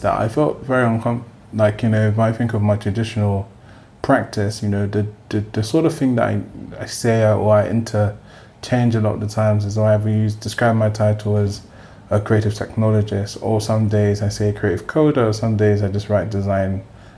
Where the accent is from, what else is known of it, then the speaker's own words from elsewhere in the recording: London, United Kingdom; I grew up in Peckham before Peckham became, you know, the trendy Peckham that it is now